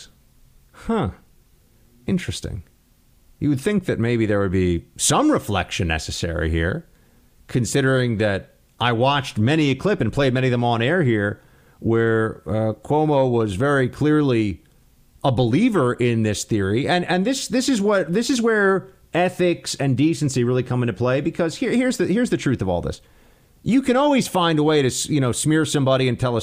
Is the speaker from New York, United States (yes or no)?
yes; New York, United States; he was my mayor growing up in New York